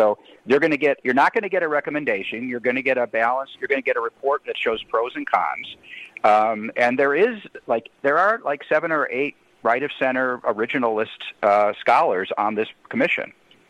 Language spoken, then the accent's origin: English; Chicago, Illinois, United States; What's happened, what it used to be like growing up in Chicago, that's what it's like in D.C. now.